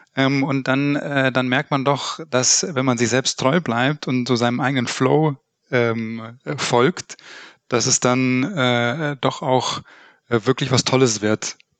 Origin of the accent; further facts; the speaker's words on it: Upper Bavaria, Germany; now in Cologne, Germany; Ich komme eigentlich aus Oberbayern